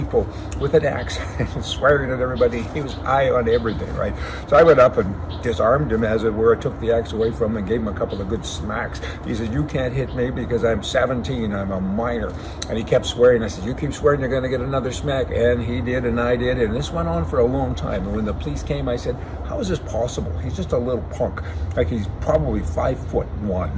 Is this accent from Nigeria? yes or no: no; the Canadian Prairies, Canada; I'm from the West, from the prairies